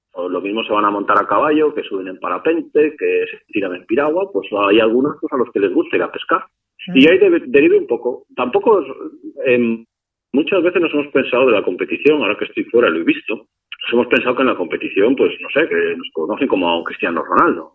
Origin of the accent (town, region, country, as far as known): Spain